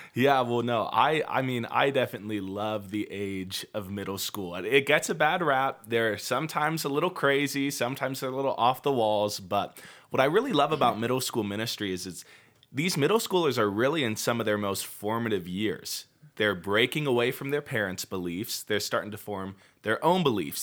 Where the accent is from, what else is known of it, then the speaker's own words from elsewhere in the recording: Puyallup, Washington, United States; now in Utah, United States; grew up in the same, in the same city my whole life. It's the city of Puyallup